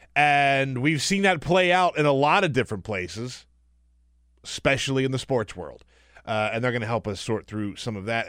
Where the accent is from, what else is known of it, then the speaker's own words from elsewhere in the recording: South Carolina, United States; moved away; also born or lived in Charleston, South Carolina; I grew up in South Carolina